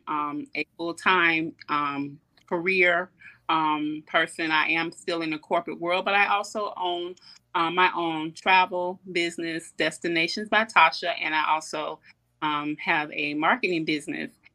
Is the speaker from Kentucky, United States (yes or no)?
no; Columbia, South Carolina, United States; I'm born and raised in Columbia, South Carolina.